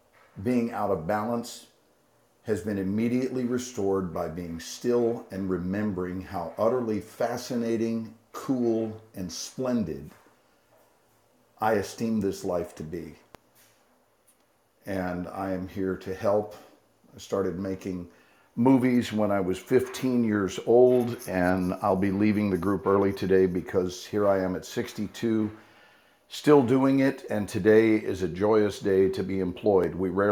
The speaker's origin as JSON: {"language": "English", "region": "Texas", "country": "United States", "said": "I'm a Texan who is completely in love with life."}